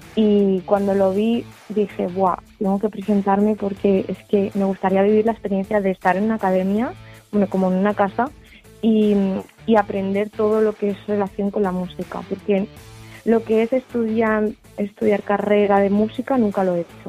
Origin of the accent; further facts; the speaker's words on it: Tarragona, Catalonia, Spain; tengo 20 años, vengo de Tarragona